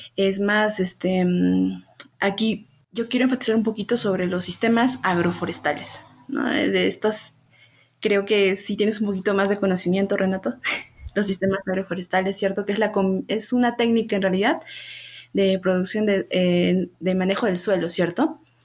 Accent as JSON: {"language": "Spanish", "town": "Huancayo", "region": "Junín", "country": "Peru", "also_born_or_lived": "Lima", "moved": "as an adult", "said": "decidí volver aquí a, a Huancayo, de donde soy yo, y poder este, conocer más de mi, de mi ciudad"}